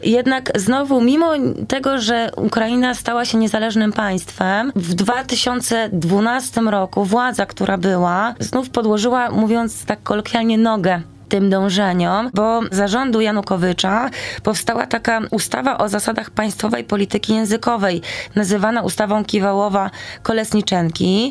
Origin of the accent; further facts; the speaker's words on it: Poland; tutaj jestem z Polski, znam tylko ukraiński